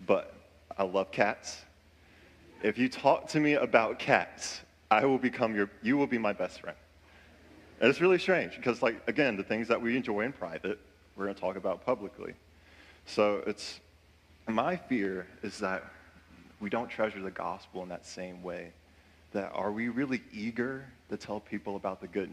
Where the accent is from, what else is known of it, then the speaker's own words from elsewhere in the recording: Louisa, Virginia, United States; also born or lived in Henrico County, Virginia; I was born in Henrico County, and then I moved to Louisa, and that's where I grew up most of my years